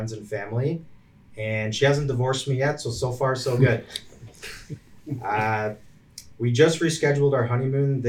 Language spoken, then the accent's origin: English; Woodstock, Ontario, Canada; I grew up locally here in Woodstock